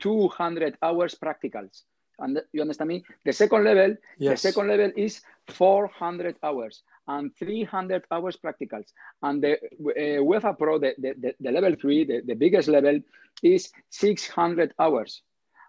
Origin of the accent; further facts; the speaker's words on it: Bilbao, Basque Country, Spain; I am from Basque Country. I am from Bilbao.